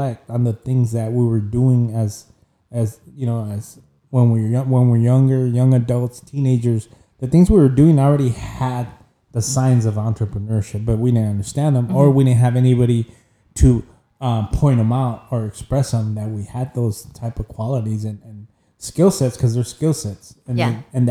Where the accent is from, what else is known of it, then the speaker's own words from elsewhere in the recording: Rialto, California, United States; I'm from Rialto